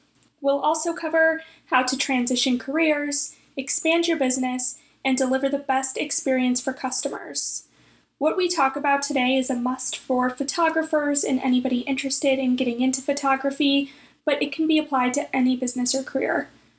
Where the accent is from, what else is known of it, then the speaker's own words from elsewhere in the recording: Cleveland, Ohio, United States; Cleveland, Ohio, my hometown